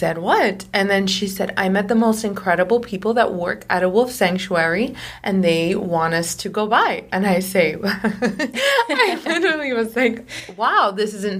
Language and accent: English; Miami, Florida, United States; moved away as an adult; now in Los Angeles, United States; I was always from Miami, always lived in Miami for a long time